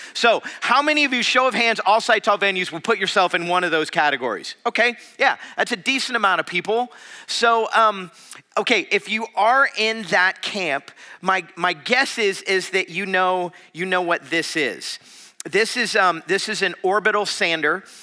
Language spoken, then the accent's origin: English; South Florida, United States; now in Madison, United States; I was from South Florida